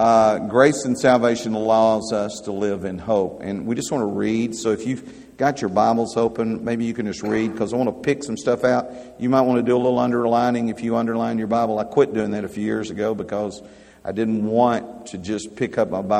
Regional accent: United States; I'm an American by birth.

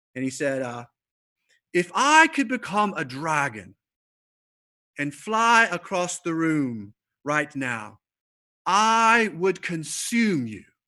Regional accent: the South, United States; I'm from the South

